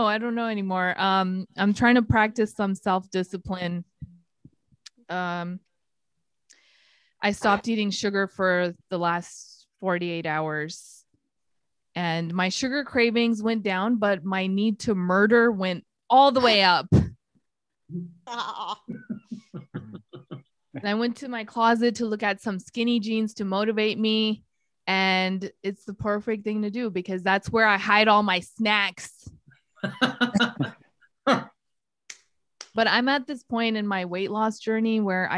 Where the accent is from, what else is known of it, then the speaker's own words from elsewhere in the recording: Pakistan; moved away; I was born in Pakistan.